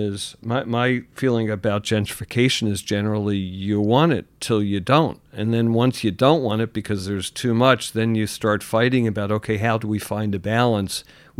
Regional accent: Philadelphia, Pennsylvania, United States; Philadelphia, an affordable city in my hometown, but an affordable city to begin with.

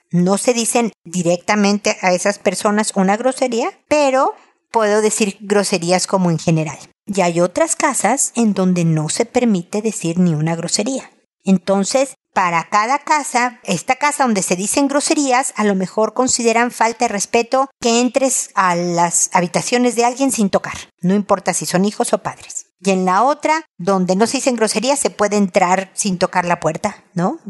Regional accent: Mexico; moved away as an adult; now in Chile; Yo vengo de México

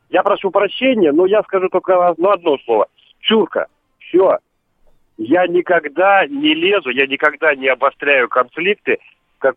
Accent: Odesa, Odesa Oblast, Ukraine; born there; moved away; А, папу, я, ну, мне 45 лет, я родился в Одессе.

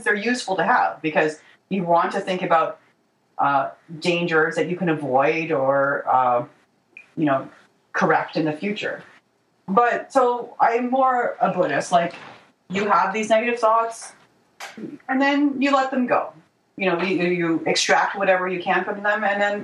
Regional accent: Canada; I'm not American. I'm Canadian

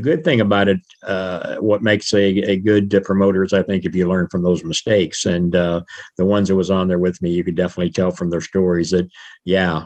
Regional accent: United States; born or raised there

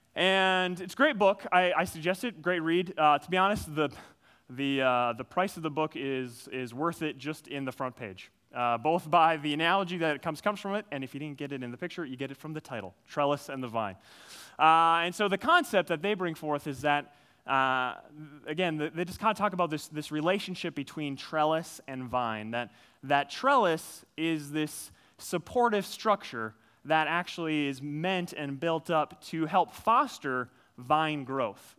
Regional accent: Minnesota, United States; I grew up, uh, I grew up in Minnesota. I'm a Minnesota guy through and through. Grew up on a farm

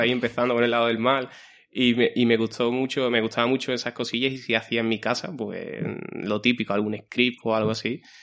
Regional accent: Guillena, Andalusia, Spain; mi pueblo, yo soy de Guillena

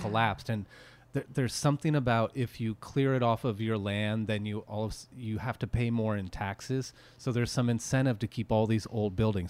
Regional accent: Petaluma, California, United States; I'm from Petaluma

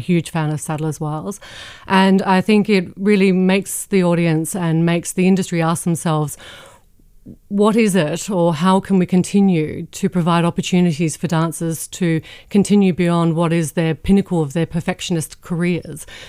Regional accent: Adelaide, South Australia, Australia; moved away; when I was growing up in Australia

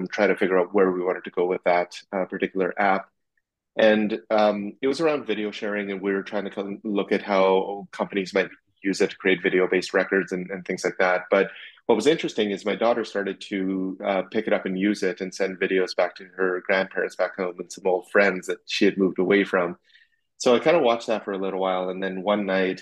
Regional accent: Saskatchewan, Canada; I grew up in Saskatchewan in Canada, middle of Canada

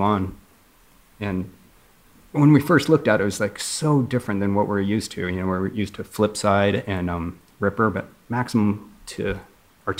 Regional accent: Southern California, United States; moved away as an adult; also born or lived in San Francisco Bay Area; I grew up in Southern California.

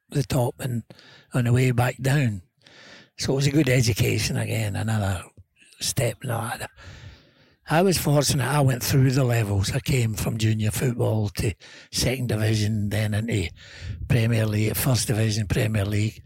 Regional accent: Scotland, United Kingdom; born or raised there

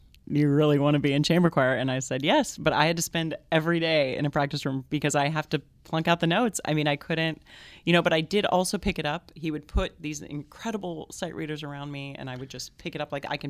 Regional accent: Clovis, California, United States; In Clovis, California.

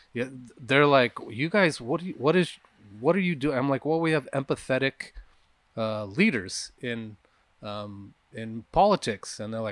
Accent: California, United States; we're from California.

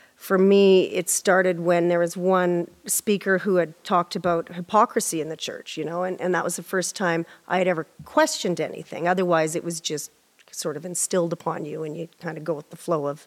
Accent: Prince Albert, Saskatchewan, Canada; I'm from Prince Albert, Saskatchewan. Yeah. And we were raised in a Pentecostal environment, church

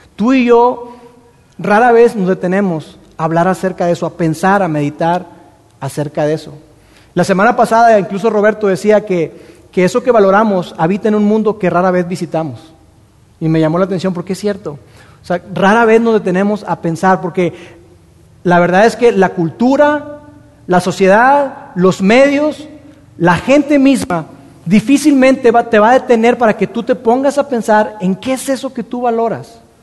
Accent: Mexico; nosotros como mexicanos

